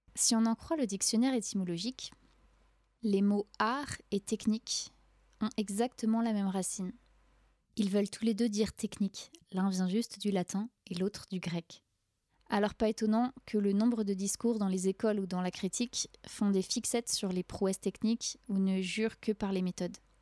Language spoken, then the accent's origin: French; France; je suis née et j'ai grandi en France